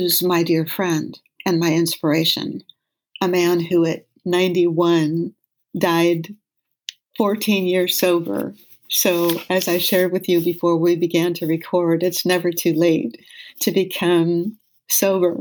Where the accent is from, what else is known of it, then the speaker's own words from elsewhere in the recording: Los Angeles, California, United States; When I was a little girl growing up in West